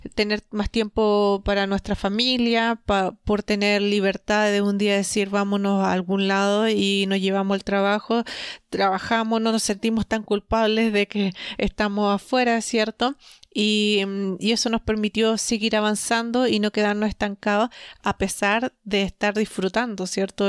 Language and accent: Spanish; Chile; nosotros somos de Latinoamérica, de Chile